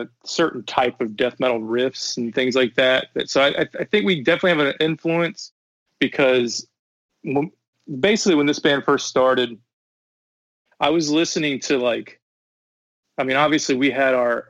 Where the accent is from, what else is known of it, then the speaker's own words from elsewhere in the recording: South Carolina, United States; when I was growing up in the Carolinas, they had a North Carolina scene. I was in South Carolina